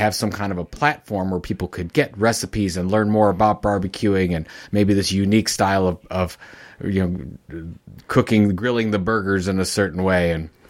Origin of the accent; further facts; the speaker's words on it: Midwest, United States; So yeah, I grew up in the Midwest, and we called it red pop.